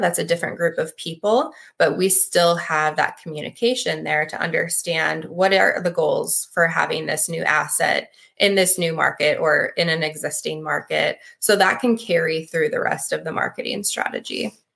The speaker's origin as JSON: {"language": "English", "region": "Midwest", "country": "United States", "tie": "born or raised there", "also_born_or_lived": "Lincoln, Nebraska", "said": "I'm born and raised in the Midwest"}